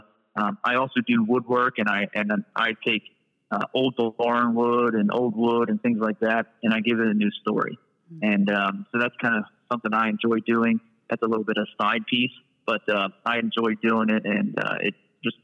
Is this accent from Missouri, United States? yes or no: no; Brogue, Pennsylvania, United States; I was born and raised in the Brogue